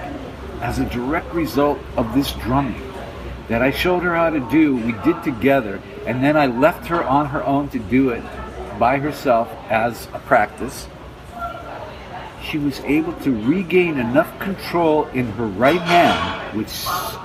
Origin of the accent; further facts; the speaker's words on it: Detroit, Michigan, United States; I'm from Detroit